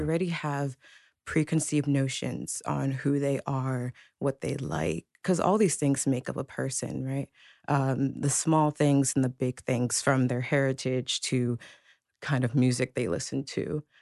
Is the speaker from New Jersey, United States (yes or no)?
yes; Princeton, New Jersey, United States; I was born in Princeton, New Jersey